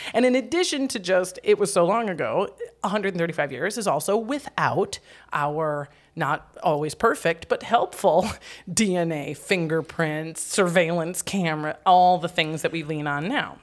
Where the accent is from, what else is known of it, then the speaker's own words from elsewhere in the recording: Wisconsin Rapids, Wisconsin, United States; My hometown of Wisconsin Rapids, Wisconsin, had about fifty thousand people and no brothels.